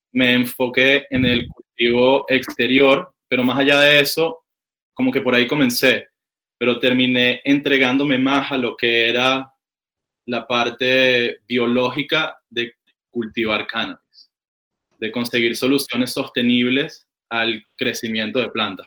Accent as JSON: {"language": "Spanish", "town": "Caracas", "region": "Capital District", "country": "Venezuela", "moved": "yes", "lives_now": "California, United States", "said": "yo vengo de Caracas, Venezuela"}